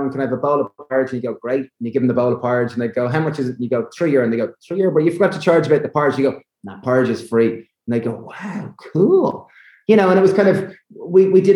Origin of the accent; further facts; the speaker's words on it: Ireland; Being Irish